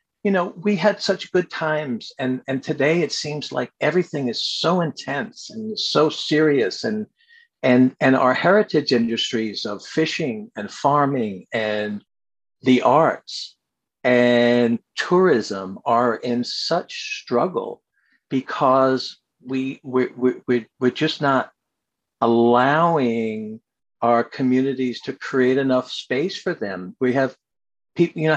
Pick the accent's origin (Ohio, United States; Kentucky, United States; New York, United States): New York, United States; New York City; also born or lived in Brooklyn, New York / Westhampton, New York; I was born in Brooklyn, raised in Queens